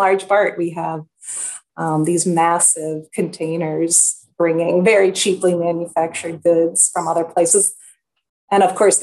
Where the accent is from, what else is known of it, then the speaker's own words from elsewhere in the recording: United States; now in Rochester, United States; as an American